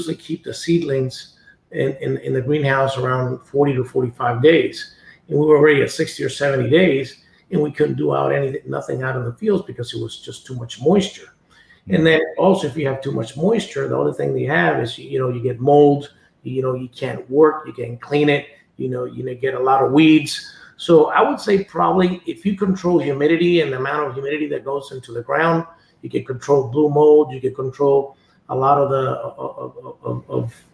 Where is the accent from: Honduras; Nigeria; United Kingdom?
Honduras; Jamastrán Valley, El Paraíso; I grew up in the Hamestran Valley